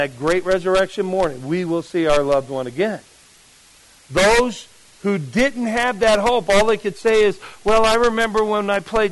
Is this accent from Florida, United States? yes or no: no; Jersey City, New Jersey, United States; moved away; where I grew up in Jersey City, New Jersey